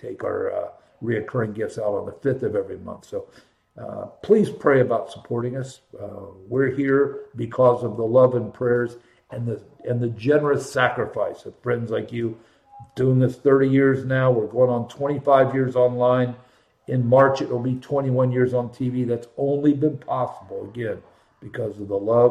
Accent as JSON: {"language": "English", "town": "Columbus", "region": "Ohio", "country": "United States", "tie": "born or raised there", "said": "born and raised in Columbus"}